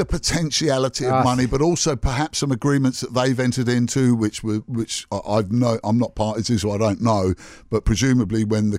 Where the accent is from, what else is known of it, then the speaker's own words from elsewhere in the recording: England, United Kingdom; now in New Zealand; as an Englishman